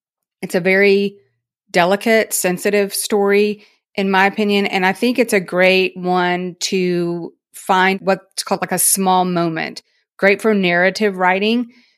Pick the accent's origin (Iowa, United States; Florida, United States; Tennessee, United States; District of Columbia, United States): Tennessee, United States; We called them lightning bugs. I grew up in Tennessee.